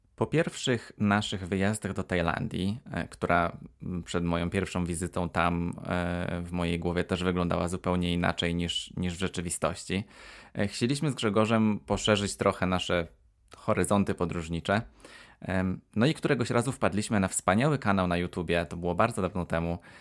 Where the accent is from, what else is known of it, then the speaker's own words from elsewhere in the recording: Poland; ale ja nie jestem Wietnamczykiem, więc będę mówił jak e, prawdziwy Polak